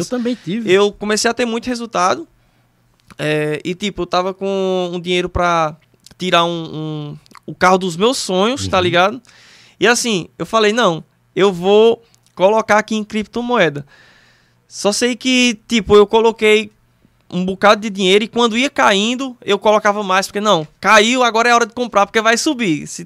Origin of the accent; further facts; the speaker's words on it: Northeast Region, Brazil; Cara, eu sou é, nordestino